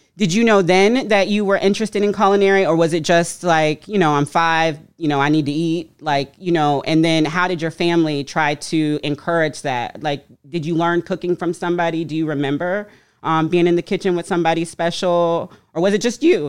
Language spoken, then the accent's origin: English; Florida, United States; moved away as an adult; I'm from Florida